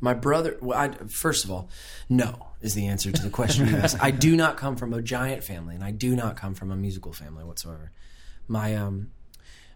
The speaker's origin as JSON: {"language": "English", "town": "Fort Myers", "region": "Florida", "country": "United States", "tie": "born or raised there", "also_born_or_lived": "Lakeland, Florida", "moved": "as an adult", "lives_now": "Nashville, United States", "said": "I was born in Fort Myers, Florida. I grew up in Fort Myers"}